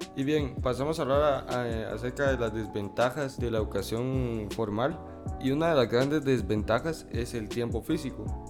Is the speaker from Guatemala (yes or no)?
yes; Guatemala; que es nuestro país, para los que no lo saben, somos de Guatemala.